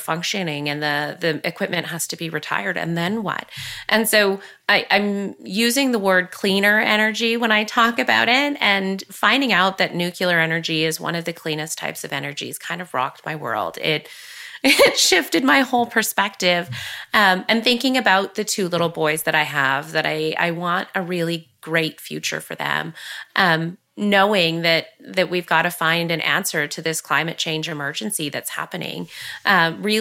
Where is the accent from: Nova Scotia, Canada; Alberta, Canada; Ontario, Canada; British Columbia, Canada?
Ontario, Canada; Curve Lake; I grew up here in Curve Lake, surrounded by family and cousins.